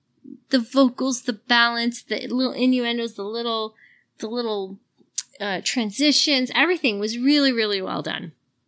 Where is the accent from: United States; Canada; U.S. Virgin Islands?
Canada; I'm a Canadian. But to be fair, my parents are French Canadian and I'm a military kid. So I've moved around my whole life and I'm French.